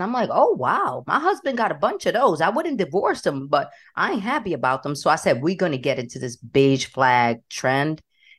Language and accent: English; New York City, New York, United States; My parents are Dominican. I was born and raised in New York City.